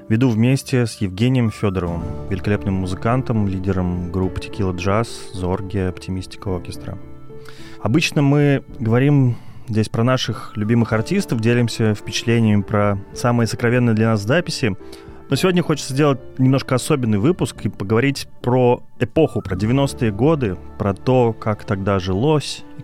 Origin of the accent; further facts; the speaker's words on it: Kirov, Kirov Oblast, Russia; Концерт в моем родном городе Кирове в 97 году.